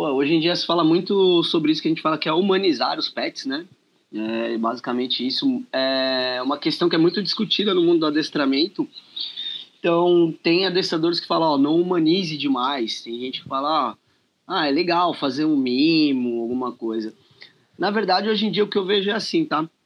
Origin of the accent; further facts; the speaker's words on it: São Paulo, Brazil; sou aqui de São Paulo, capital.